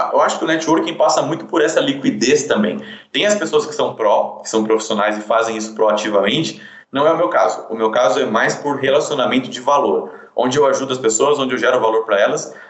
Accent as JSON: {"language": "Portuguese", "town": "Sorocaba", "region": "São Paulo", "country": "Brazil", "tie": "born or raised there", "said": "nasci em São Paulo, depois fui morar em Sorocaba, a gente sempre morou em condições bem, bem simples"}